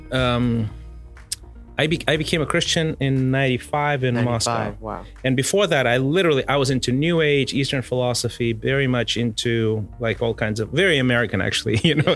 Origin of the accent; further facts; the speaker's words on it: Mozambique; we were growing up in Mozambique, but we would watch South African television